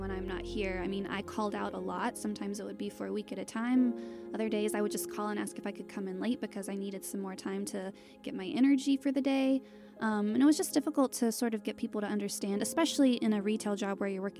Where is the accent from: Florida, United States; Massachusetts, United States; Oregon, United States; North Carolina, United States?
North Carolina, United States; Winston-Salem; I'm from North Carolina, and my hometown is called Winston-Salem